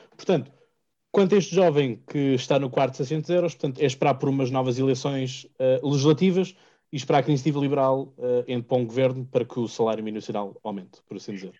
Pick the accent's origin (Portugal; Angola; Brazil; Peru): Portugal; Margem Sul, Setúbal Peninsula; eu sou aqui da Margem Sul